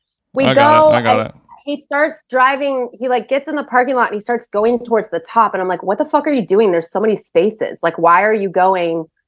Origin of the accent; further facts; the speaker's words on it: Glendale, California, United States; I grew up in Glendale, by the way. I am like a townie.